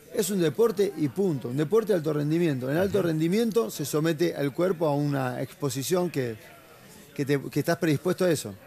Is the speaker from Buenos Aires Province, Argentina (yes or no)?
yes; La Plata, Buenos Aires Province, Argentina; moved away as an adult; also born or lived in Brazil; now in United States; yo arranqué acá en mi ciudad natal, que es La Plata. Yo viví toda mi vida en La Plata hasta los 20 años de, edad